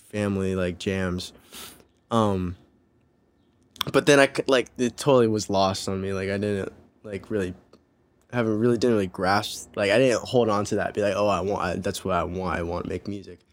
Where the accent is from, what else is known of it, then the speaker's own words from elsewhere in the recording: Santa Ana, California, United States; also born or lived in Newport Beach, California; now in Los Angeles, United States; I'm from Santa Ana